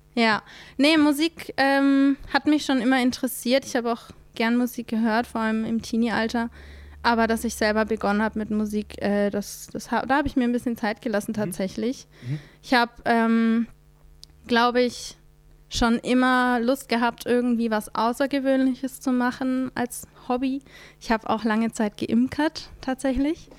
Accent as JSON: {"language": "German", "area": "Middle Franconia, near Nuremberg, Fürth district", "region": "Bavaria", "country": "Germany", "moved": "yes", "lives_now": "Mannheim, Germany", "said": "Ich bin aus Mittelfranken. Das ist im. Ah, ähm, okay. Bei Nürnberg komme ich her. Ähm, Wer es noch genauer kennt, Landkreis Fürth."}